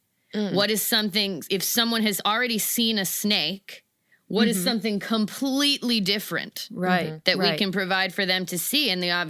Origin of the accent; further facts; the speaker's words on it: Florida, United States; I got into it the way most people get into it. I grew up in Florida.